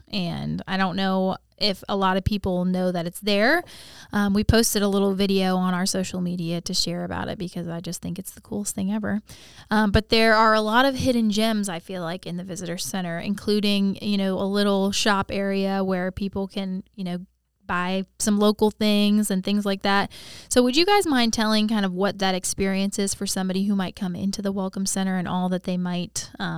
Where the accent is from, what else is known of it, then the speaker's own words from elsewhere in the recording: Ohio, United States; moved away; I was born in Ohio